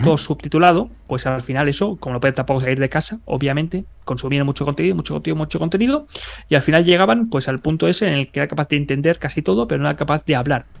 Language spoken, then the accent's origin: Spanish; Barcelona, Catalonia, Spain; first language Spanish; moved away; yo soy de Barcelona, pero toda mi familia es de Burgos, es de Castilla